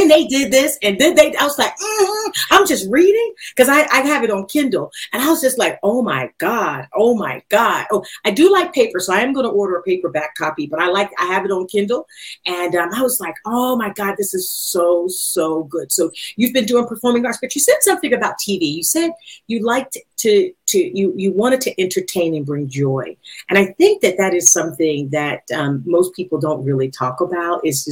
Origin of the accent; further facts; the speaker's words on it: Philadelphia, Pennsylvania, United States; now in Atlanta, United States; I'm from Philadelphia